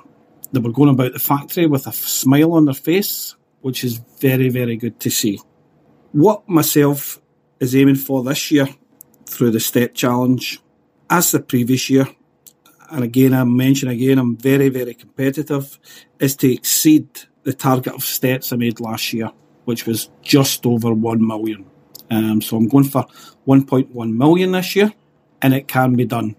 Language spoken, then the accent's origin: English; Coatbridge, Scotland, United Kingdom; I'm from Coatbridge